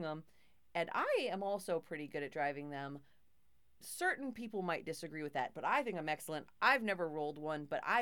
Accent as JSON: {"language": "English", "town": "Two Harbors", "region": "Minnesota", "country": "United States", "tie": "born or raised there", "said": "Growing up in Two Harbors"}